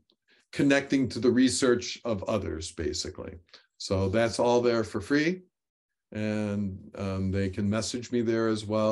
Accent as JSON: {"language": "English", "region": "New York", "country": "United States", "lives_now": "North Carolina, United States", "said": "I came from New York, which had short summers, short springs, short falls, and very long winters."}